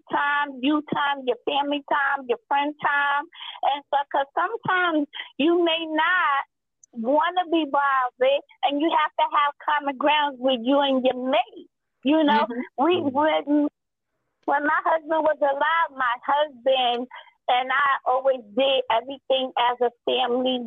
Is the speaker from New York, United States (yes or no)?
yes; New York City, New York, United States; now in Upstate New York, United States; I'm from New York City originally, but I live upstate